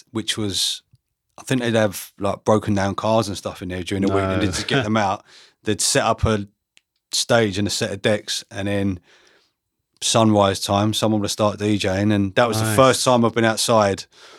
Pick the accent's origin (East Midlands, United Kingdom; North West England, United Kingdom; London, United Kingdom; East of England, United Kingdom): East of England, United Kingdom; Harlow; I grew up in Harlow.